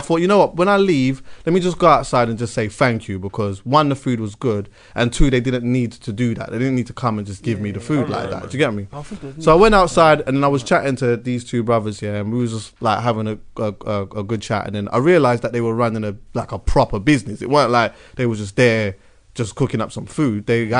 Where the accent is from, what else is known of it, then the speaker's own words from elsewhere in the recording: Jamaica; And also, as I know, as like we're both Jamaican, we know. Being outside and stewing up some food and cooking up some jerk and that's part of our culture and that.